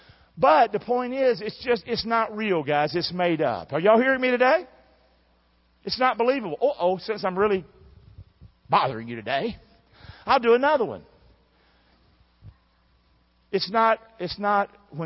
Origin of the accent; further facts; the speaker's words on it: the American South, United States; I'm a Southerner